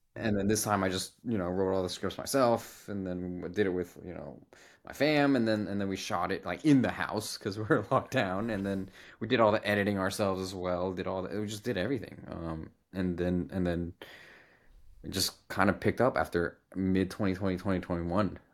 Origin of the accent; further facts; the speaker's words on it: United States; we're from America